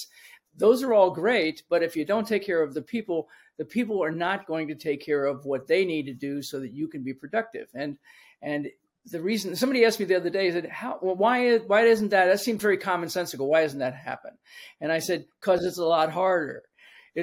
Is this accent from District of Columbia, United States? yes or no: yes; Washington, District of Columbia, United States; moved away as an adult; now in Florida, United States; I grew up in Washington, D.C., and so almost everything I did initially until I moved here to Florida about 15 years ago has been in the city because I was born and raised in the city